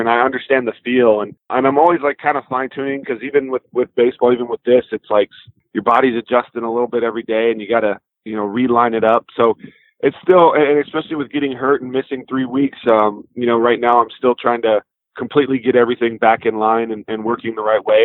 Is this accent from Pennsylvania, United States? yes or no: no; Texas, United States; the Rangers, my home state